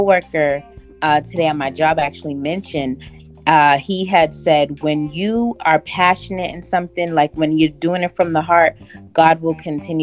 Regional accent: Boston, Massachusetts, United States; now in Las Vegas, United States; I'm originally from Boston and I reside in Las Vegas

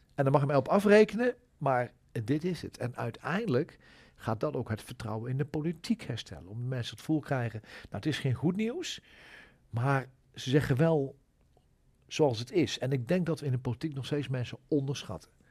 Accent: Achterhoek, Gelderland, Netherlands; in de Achterhoek, waar ik vandaan kom

